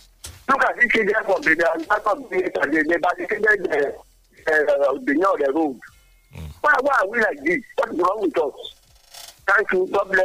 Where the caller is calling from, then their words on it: Owu, Ogun State, Nigeria; I am calling from Owu Kingdom.